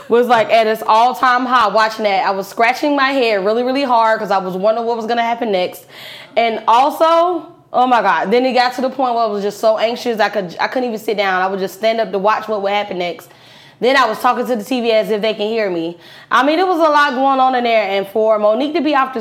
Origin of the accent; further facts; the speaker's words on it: Pensacola, Florida, United States; now in Atlanta, United States; I'm originally from Pensacola, Florida